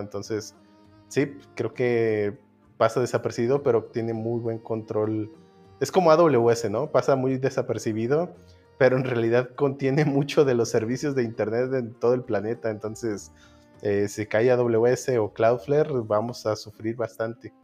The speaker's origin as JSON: {"language": "Spanish", "country": "Mexico", "said": "nosotros que somos mexicanos"}